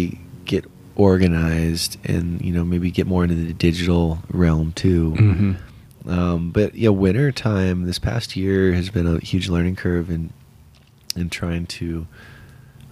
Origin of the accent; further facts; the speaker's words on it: San Diego, California, United States; also born or lived in Colorado / Durango; now in Denver, United States; I grew up out in San Diego